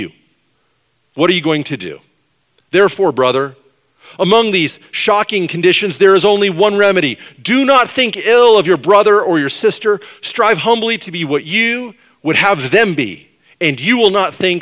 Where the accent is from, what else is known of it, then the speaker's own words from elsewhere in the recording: Washington, United States; They said, Washington State. I said, me too